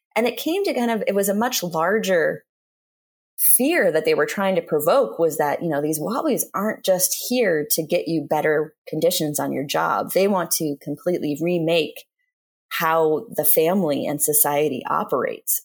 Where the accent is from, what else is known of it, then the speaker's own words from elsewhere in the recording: Portland, Oregon, United States; I'm from Portland